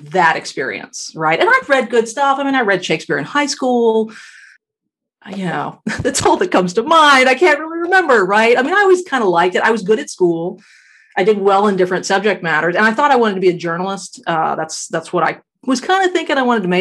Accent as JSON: {"language": "English", "region": "South Texas", "country": "United States", "tie": "born or raised there", "said": "I'm from Texas. I was living in South Texas at the time. That's where I grew up."}